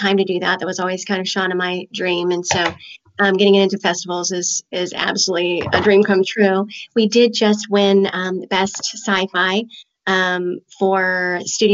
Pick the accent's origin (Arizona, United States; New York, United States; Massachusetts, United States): Arizona, United States; Chandler; I live in Arizona